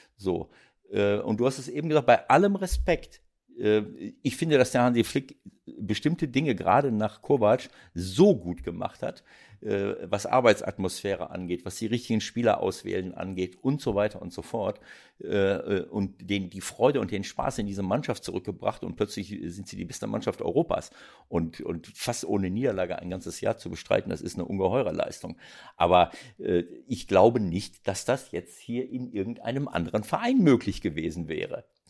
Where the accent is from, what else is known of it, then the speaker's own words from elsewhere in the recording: Germany; bei uns in Deutschland